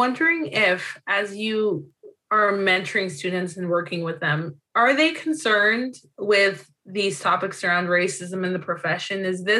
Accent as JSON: {"language": "English", "country": "Zimbabwe", "tie": "born there", "also_born_or_lived": "North America", "moved": "yes", "said": "I'm originally from Zimbabwe, that's where I was born, but grew up in North America."}